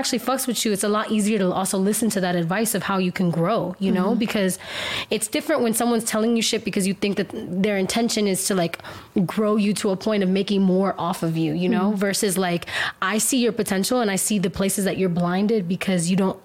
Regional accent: Miami, Florida, United States; I'm Cuban American. I was born in Miami. I was raised in my culture, surrounded by Cuban people, like, my whole life

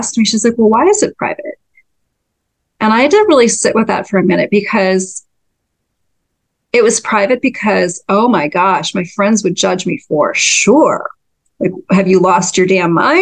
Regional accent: North Dakota, United States; moved away; I'm from North Dakota originally, and grew up in a very kind of Scandinavian farming community

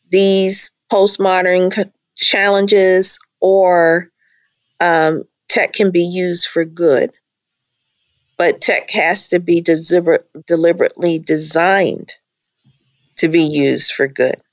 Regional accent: Charleston, South Carolina, United States; also born or lived in Nigeria / Minnesota; Carolina Charleston area, but then I lived in Nigeria and Minnesota, and so I I just have a version of my accent is is unusual, I guess

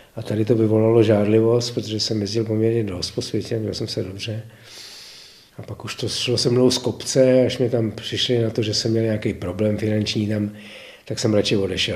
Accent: Prague, Czechia; also born or lived in České Budějovice; vedle Prahy, kde jsem se narodil a žil jsem tam, nebo žiju tam v podstatě dodnes částečně, a že jsem tam plných 60 let jako naplno

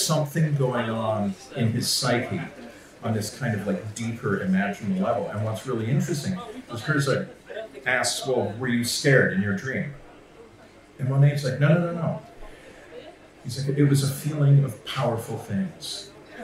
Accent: Canada; now in United States; as a Canadian who's lived in the United States for a long time

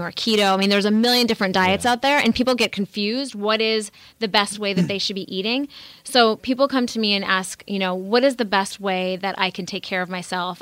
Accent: North Dakota, United States; I grew up in the Midwest in North Dakota

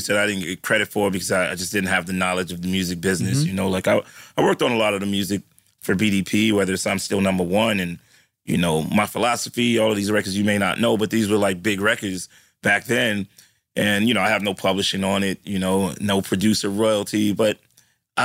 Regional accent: New York City, New York, United States; I'm from the Bronx

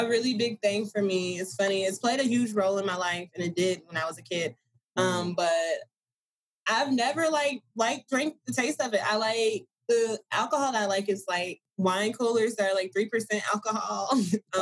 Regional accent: Blythewood, South Carolina, United States; moved away; also born or lived in Columbia, South Carolina; I was born in Columbia, South Carolina, but we stayed in Blythewood, South Carolina.

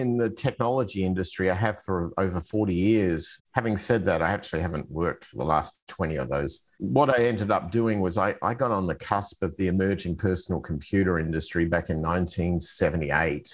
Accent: Adelaide, South Australia, Australia; moved away as an adult; also born or lived in Arizona, United States; I'm originally from Australia. I've come from a city on the south central coast called Adelaide

